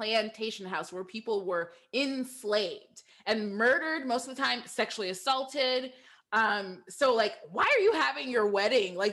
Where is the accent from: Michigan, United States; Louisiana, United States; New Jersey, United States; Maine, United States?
Michigan, United States; I'm from Michigan